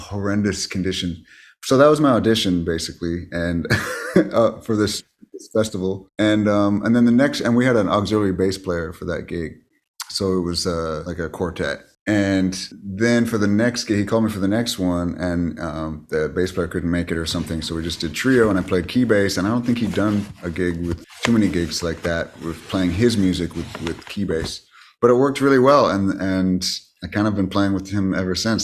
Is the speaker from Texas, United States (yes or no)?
no; Bakersfield, California, United States; moved away as an adult; now in Los Angeles, United States; I just studied in my hometown, Ca, uh, at Cal State Bakersfield